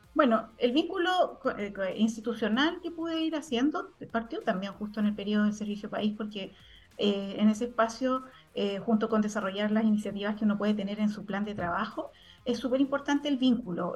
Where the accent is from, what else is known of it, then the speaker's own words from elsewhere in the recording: Santiago, Santiago Metropolitan Region, Chile; moved away as an adult; also born or lived in Tarapacá Region; yo como santiaguina